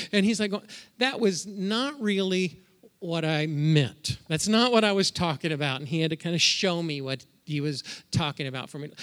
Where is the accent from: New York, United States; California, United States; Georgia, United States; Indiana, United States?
Indiana, United States; moved away as an adult; also born or lived in Ohio; now in Minnesota, United States; Debbie and I, we're from Indiana. We probably still consider ourselves Hoosiers